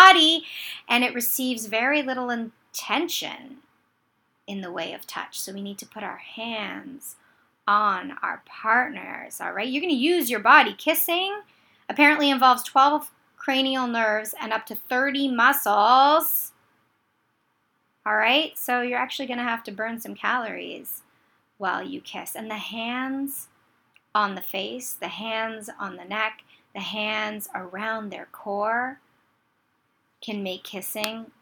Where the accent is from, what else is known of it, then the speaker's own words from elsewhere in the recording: Canada; I'm Canadian